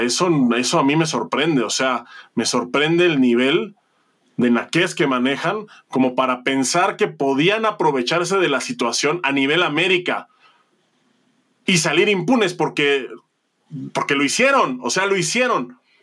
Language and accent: Spanish; Mexico; yo soy mexicano